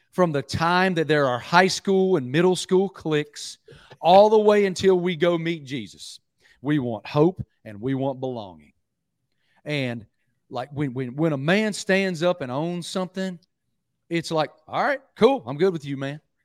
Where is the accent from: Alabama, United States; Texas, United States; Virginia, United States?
Virginia, United States; Southwest; moved away; I'm from Southwest Virginia originally, grew up going to Virginia Tech games with my dad